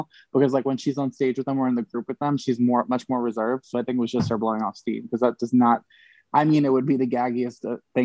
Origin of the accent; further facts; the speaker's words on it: New York City, New York, United States; I'm from Brooklyn